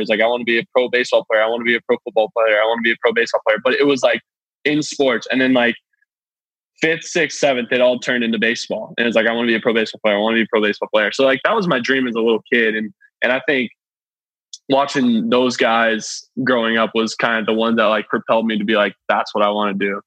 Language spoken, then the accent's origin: English; Flowery Branch, Georgia, United States; I grew up in Atlanta